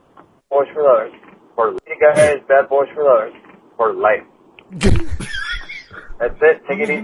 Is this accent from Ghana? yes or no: no; Missouri, United States; I'm from Missouri, but anyways.